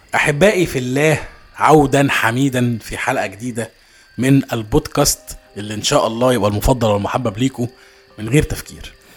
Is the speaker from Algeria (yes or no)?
no; Egypt